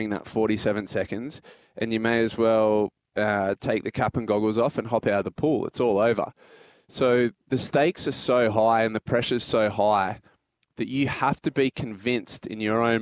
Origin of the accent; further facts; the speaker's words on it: Port Macquarie, New South Wales, Australia; growing up in Port Macquarie